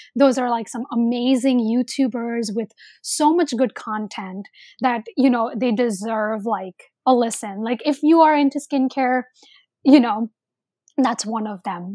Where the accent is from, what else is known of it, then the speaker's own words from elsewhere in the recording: India; I'm Indian.